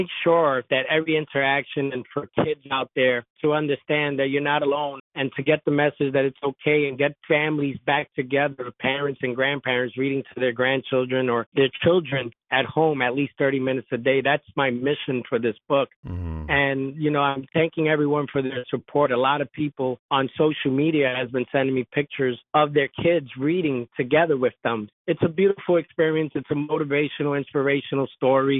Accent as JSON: {"language": "English", "town": "New York City", "region": "New York", "country": "United States", "tie": "born or raised there", "said": "my childhood growing up in the South Bronx, New York"}